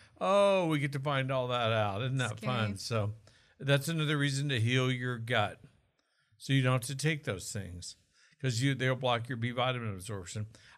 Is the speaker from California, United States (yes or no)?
no; Oklahoma, United States; accent: Okie; Was that my Okie accent? Maybe. I'm from Okie land.